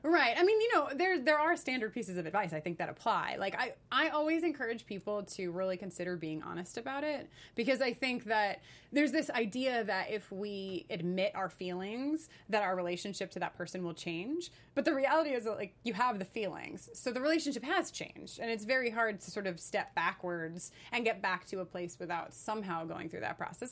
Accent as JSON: {"language": "English", "region": "New York", "country": "United States", "moved": "as an adult", "lives_now": "Los Angeles, United States", "said": "I am a New Yorker, though I've been in Los Angeles for the last year and a half."}